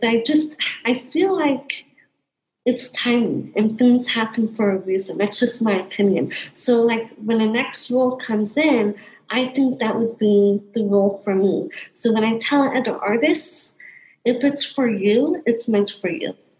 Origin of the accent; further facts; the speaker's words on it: North Idaho, United States; now in New York City, United States; I am originally from North Idaho